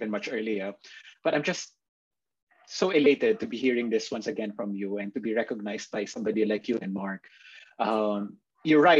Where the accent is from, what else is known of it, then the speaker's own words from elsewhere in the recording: Manila, Metro Manila, Philippines; also born or lived in Singapore; I was born and raised here in Manila